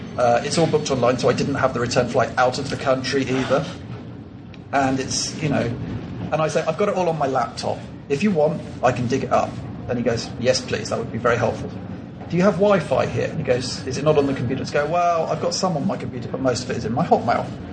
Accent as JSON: {"language": "English", "region": "England", "country": "United Kingdom", "moved": "as an adult", "lives_now": "Colombia", "said": "I'm English, but now I live in Colombia"}